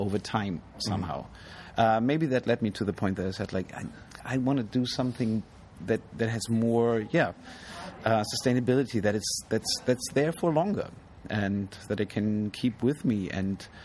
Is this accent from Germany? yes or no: yes; Germany; I come from an Iranian background, but I was born and raised in Germany and never been able to speak Farsi